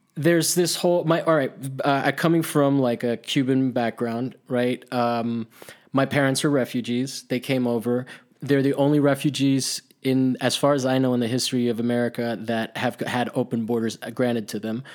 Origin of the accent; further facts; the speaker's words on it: Italy; moved away; also born or lived in Miami; I grew up in Italy, and I grew up with, like, monuments to fascism